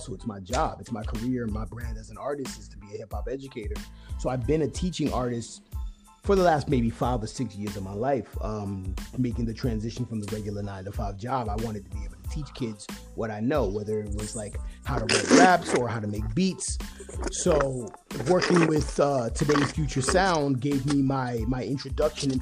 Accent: New York City, New York, United States; moved away as an adult; now in San Francisco Bay Area, United States; I grew up in New York City

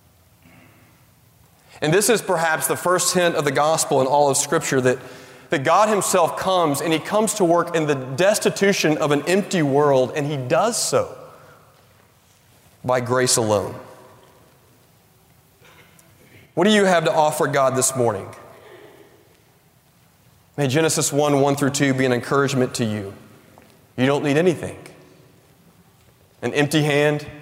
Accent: Tennessee, United States; I grew up in Tennessee

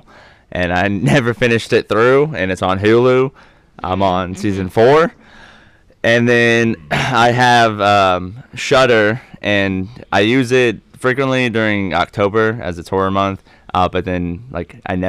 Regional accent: Kansas City, Missouri, United States; we're from Kansas City

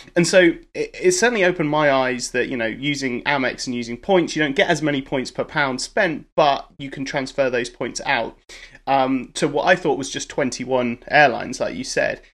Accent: United Kingdom; I'm a Brit

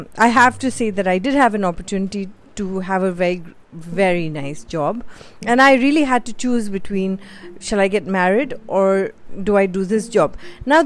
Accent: Mumbai, Maharashtra, India; moved away as an adult; also born or lived in Bhopal; I secretly tell everybody that I'm from Bhopal and not Bombay

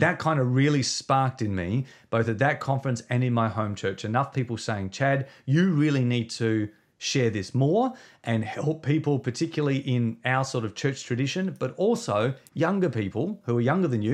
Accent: Victor Harbor, South Australia, Australia; we planted, uh, a church in my hometown, uh, when we were twenty-three years of age. So we've been leading a church now for uh, twenty years, um, in a place called Victor Harbour. It's just south of Adelaide. Uh, so, uh, in South Australia

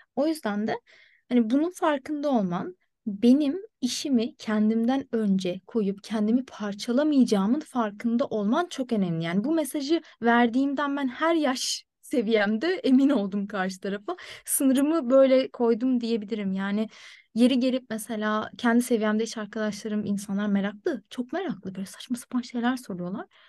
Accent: Turkey; moved away as an adult; now in Ireland; ben direksiyonun solda olduğu bir ülkede büyüdüm ve ehliyetimi oradan aldım.

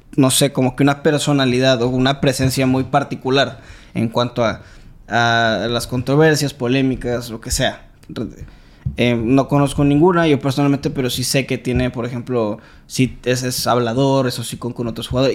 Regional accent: Veracruz, Mexico; nosotros somos jarochos

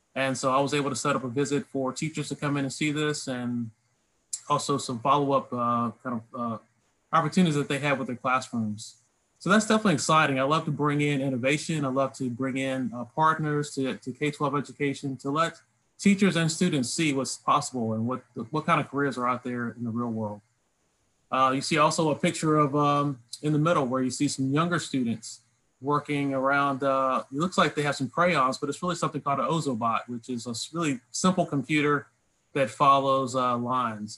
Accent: Lynchburg, Virginia, United States; moved away; I grew up in Lynchburg, Virginia

